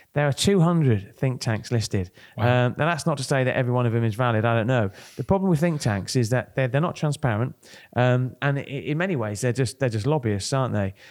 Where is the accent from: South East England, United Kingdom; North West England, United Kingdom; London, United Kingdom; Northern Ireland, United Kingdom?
South East England, United Kingdom; Kent; moved away; I come from Kent